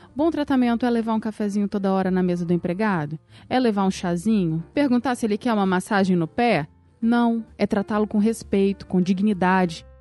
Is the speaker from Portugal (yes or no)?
no; Brazil; eu sou brasileira, casada, advogada